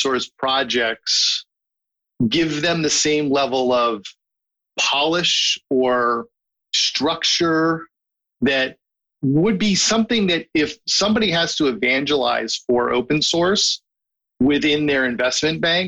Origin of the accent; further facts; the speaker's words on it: New York City, New York, United States; as a New Yorker